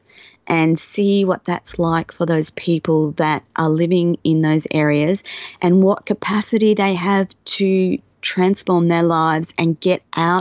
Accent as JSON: {"language": "English", "country": "Australia", "said": "being Australian and having an Australian passport"}